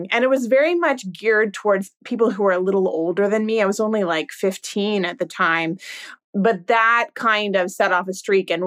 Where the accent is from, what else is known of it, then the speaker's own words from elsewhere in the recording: California, United States; also born or lived in Virginia; now in New York, United States; No, I'm actually originally from California